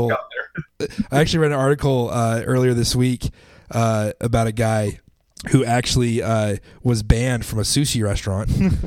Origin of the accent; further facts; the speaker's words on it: Idaho, United States; I'm from Idaho, and yes. I'm Idaho pride